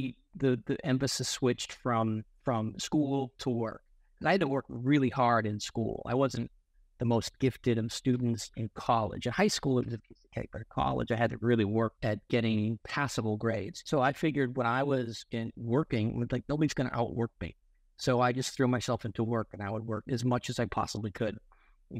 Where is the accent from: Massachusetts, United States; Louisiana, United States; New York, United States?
Massachusetts, United States; Boston; moved away as an adult; now in California, United States; Born and raised in Boston, I went to Cornell University.